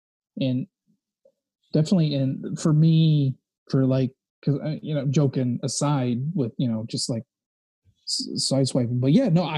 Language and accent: English; Antioch, California, United States; moved away as an adult; now in Chicago, United States; I lived, I grew up outside of San Francisco.